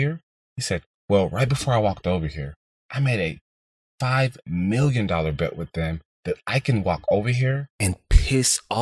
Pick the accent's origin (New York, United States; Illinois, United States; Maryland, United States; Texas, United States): Texas, United States; Houston; also born or lived in Boston, Massachusetts; I grew up in the heart of Houston, Texas.